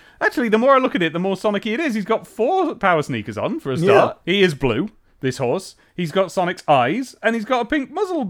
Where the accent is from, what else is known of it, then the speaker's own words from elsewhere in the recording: England, United Kingdom; as a very much English man